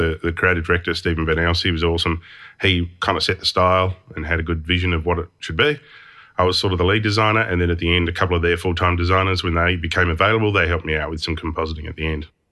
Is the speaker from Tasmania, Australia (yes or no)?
yes; Hobart, Tasmania, Australia; I grew up in Hobart and we only had two T V stations